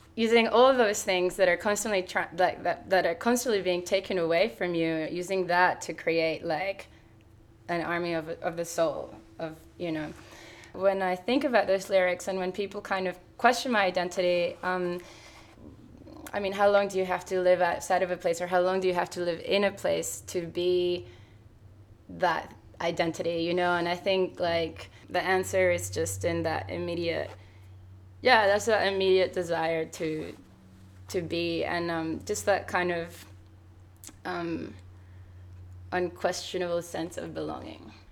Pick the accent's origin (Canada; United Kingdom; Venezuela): Venezuela; now in Sydney, Australia; my hometown